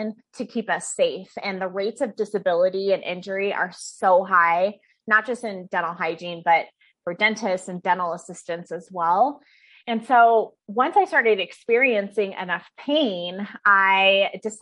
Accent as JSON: {"language": "English", "town": "Fairbanks", "region": "Alaska", "country": "United States", "tie": "born or raised there", "moved": "yes", "lives_now": "Denver, United States", "said": "I'm originally from Alaska. That's where I was born and raised, is Fairbanks, Alaska"}